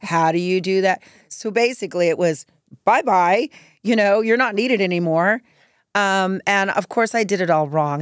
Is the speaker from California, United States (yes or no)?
yes; Norwalk, California, United States; also born or lived in East Los Angeles, California; I grew up in Norwalk, California.